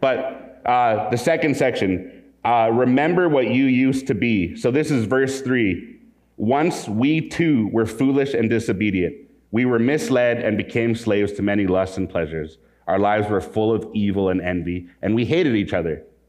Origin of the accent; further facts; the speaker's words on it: Calgary, Alberta, Canada; I grew up in Calgary, Alberta. I've been in Western Canada most of my life, well, all of my life